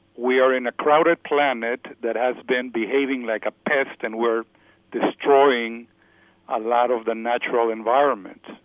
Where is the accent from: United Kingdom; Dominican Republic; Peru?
Peru; I come from Peru, South America